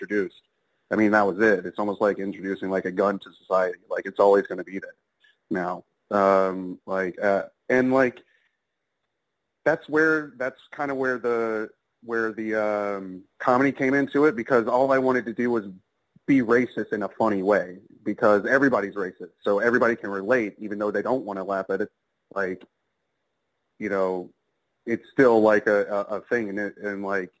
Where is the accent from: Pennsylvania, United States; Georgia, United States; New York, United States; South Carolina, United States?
Georgia, United States; metro Atlanta; I'm out of Atlanta, Georgia. Grew up there